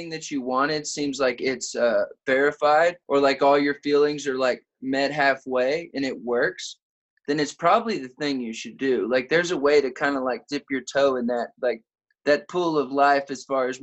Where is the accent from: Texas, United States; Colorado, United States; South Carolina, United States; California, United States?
Texas, United States; San Antonio; moved away as an adult; also born or lived in Nashville; I'm from San Antonio, Texas. Born, raised, conceived, everything you could do in San Antonio.